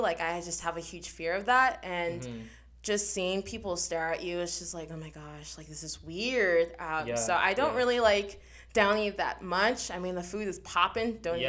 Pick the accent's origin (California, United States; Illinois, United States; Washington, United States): California, United States; Los Angeles; also born or lived in Long Beach, California; now in Downey, United States; And I was born in Long Beach, and then I moved to San Pedro with my parents. I was an only child during that time. Until I went to Downey, that's when my sister kind of came along. And yeah, so right now I live in Downey.